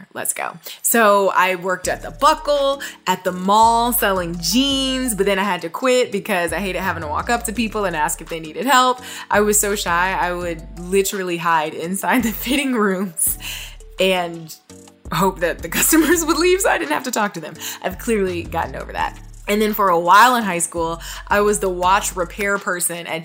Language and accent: English; Toledo, Ohio, United States; moved away; my hometown back in Toledo